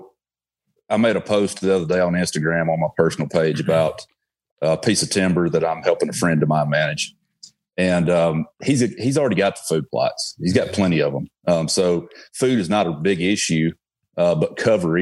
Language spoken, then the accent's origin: English; Alabama, United States; accent: Alabama; my Alabama accent